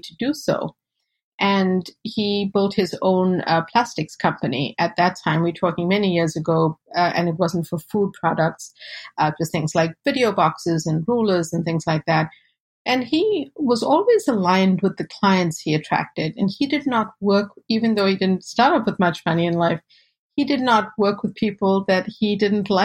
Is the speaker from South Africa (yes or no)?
yes; South Africa; now in United States; I was born and raised in South Africa to South Asian parents and fourth generation